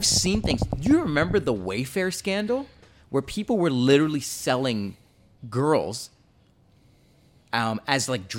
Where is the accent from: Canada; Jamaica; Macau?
Jamaica; I'm Jamaican, okay. I have slavery ancestry too.